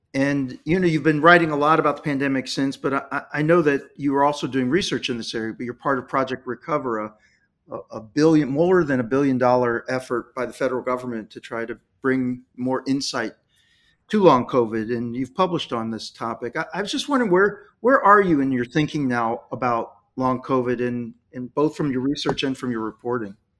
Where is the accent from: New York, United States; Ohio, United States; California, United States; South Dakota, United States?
Ohio, United States; Dayton; I'm from Dayton, Ohio